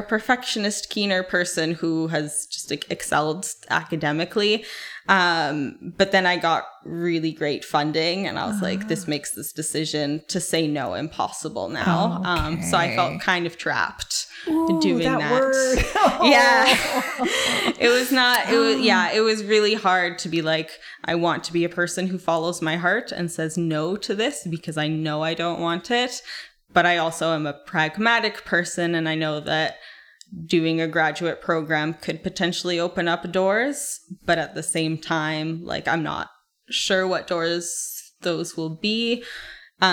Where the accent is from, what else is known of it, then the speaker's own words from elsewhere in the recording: Calgary, Alberta, Canada; I grew up in Calgary.